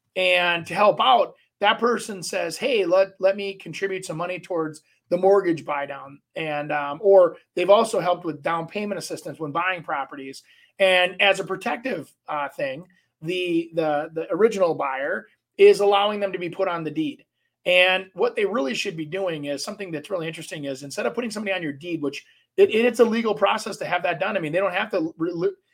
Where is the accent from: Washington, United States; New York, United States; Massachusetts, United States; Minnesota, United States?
Minnesota, United States; Brooklyn Park; As a Minneapolis kid growing up, um, grew up over by kind of Patrick Henry till I was about, I think, seven